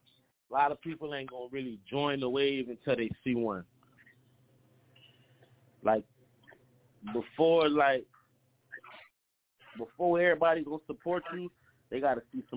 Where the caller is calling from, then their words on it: Florida, United States; So right now, I'm calling from Broward County, Florida. You know, that's where they go down. That's the home.